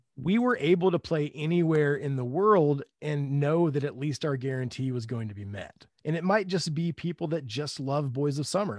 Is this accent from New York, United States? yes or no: no; Upland, Indiana, United States; also born or lived in Muncie, Indiana; I grew up in Indiana, s, East Central Indiana, a little town called Upland